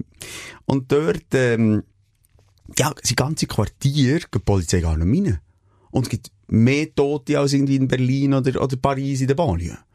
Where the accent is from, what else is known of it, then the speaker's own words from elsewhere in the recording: Switzerland; wir als Schweizer